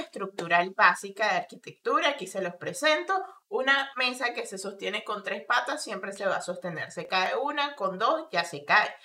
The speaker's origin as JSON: {"language": "Spanish", "country": "Venezuela", "also_born_or_lived": "Colombia", "moved": "as an adult", "lives_now": "Argentina", "said": "como migrante venezolana"}